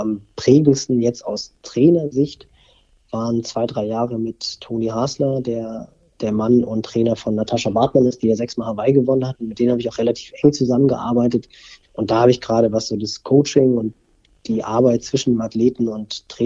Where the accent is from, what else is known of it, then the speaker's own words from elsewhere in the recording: Barmstedt, Schleswig-Holstein, Germany; Ich bin ja im, in Barmstedt groß geworden, im Kreis Pinneberg, also hier im Speckgürtel von Hamburg.